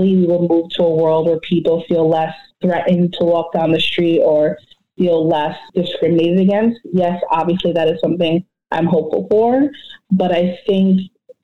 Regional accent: New York, United States; now in New Jersey, United States; I'm from New York. I live in New Jersey

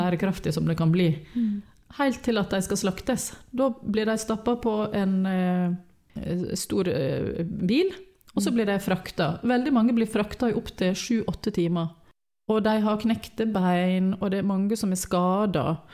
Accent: Western Norway, Norway; moved away; vi var hjemme på Vestlandet

